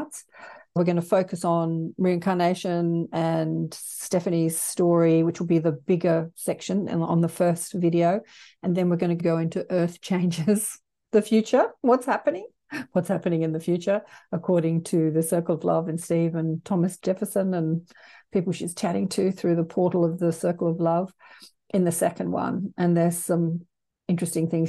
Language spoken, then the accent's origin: English; Australia; accent: Australian; my cute Australian accent